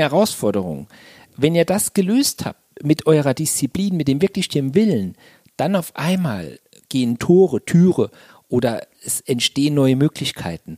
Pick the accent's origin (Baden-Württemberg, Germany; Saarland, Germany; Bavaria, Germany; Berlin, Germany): Saarland, Germany; Also ich komme aus dem Saarland und habe gedacht, mit dem Dialekt kannst du nie auf eine Bühne, da versteht dich kein Mensch